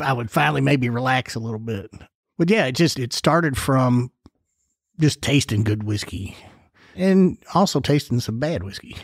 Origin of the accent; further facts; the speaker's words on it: Louisville, Kentucky, United States; I grew up over in the Crescent Hill neighborhood in Clifton, right down, you know, a couple of, maybe a mile or two from National Distillery.